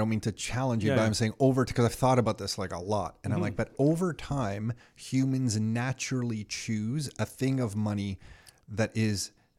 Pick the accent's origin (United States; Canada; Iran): Canada; I'm a Canadian kid